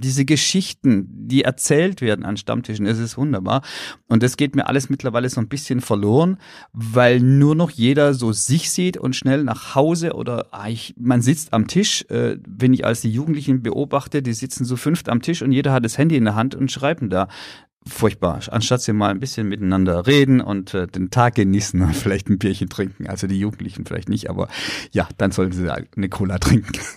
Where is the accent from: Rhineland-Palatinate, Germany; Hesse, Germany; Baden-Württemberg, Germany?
Baden-Württemberg, Germany; Pforzheim; born or raised there